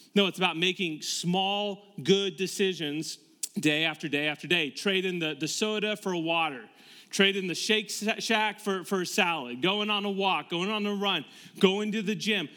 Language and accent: English; Tampa, Florida, United States; moved away as an adult; now in Westerville, United States; we moved from Tampa, Florida, where we were both born and raised.